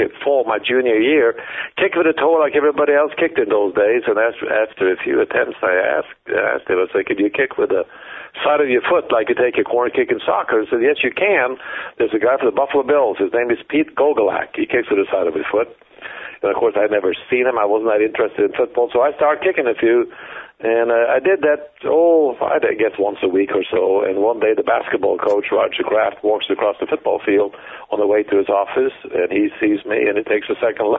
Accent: Fetsund, Akershus, Norway; moved away as an adult; also born or lived in Bozeman, Montana; my hometown in Fetsund, Norway

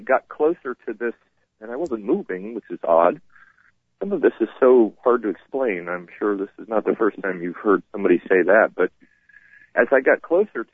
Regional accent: Vermont, United States; now in North Carolina, United States; My family came and got me in North Carolina and drove me home to Vermont so I could pass away in my home state.

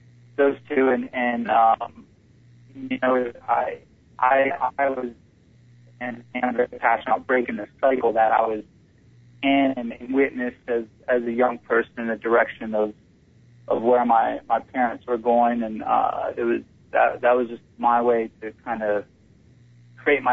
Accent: St. Petersburg, Florida, United States; I'm born and raised in St. Petersburg, Florida.

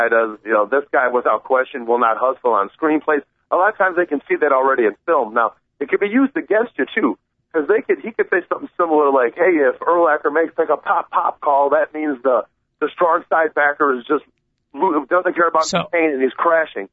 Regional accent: Chicago, Illinois, United States; as a Chicagoan

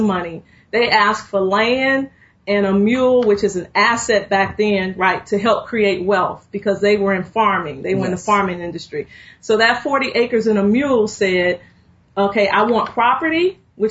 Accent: Chicago, Illinois, United States; I grew up on the south side of Chicago.

